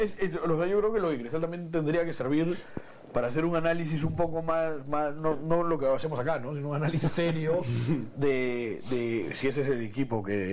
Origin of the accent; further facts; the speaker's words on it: Peru; pocas veces se nos presenta a los peruanos una situación favorable